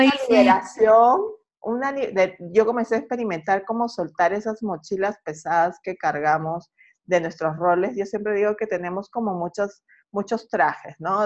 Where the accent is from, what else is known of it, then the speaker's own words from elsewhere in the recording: Peru; now in Santiago, Chile; yo soy de Perú y radico en Santiago.